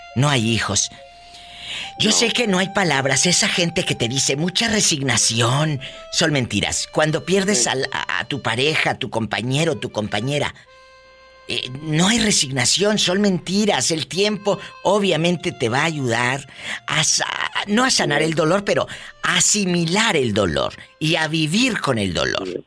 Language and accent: Spanish; Matamoros, Tamaulipas, Mexico; mi tierra es Matamoros, Tamaulipas